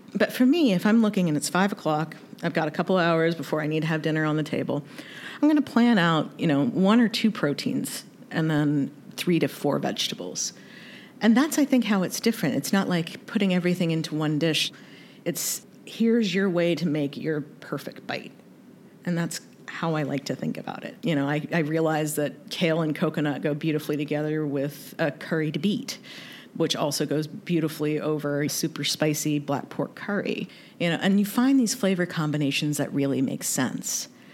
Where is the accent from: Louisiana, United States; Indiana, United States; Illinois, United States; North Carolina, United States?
North Carolina, United States; also born or lived in Kentucky; I was raised in the South, born in Kentucky, raised in North Carolina